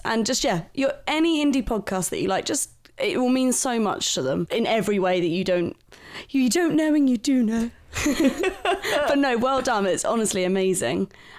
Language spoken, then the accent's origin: English; Bromley, London, United Kingdom; So I'm originally from London-Kent border, Bromley.